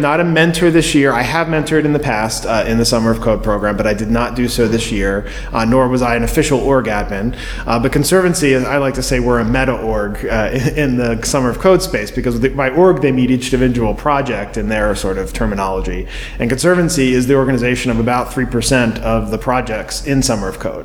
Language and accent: English; Baltimore, Maryland, United States; I grew up in Baltimore area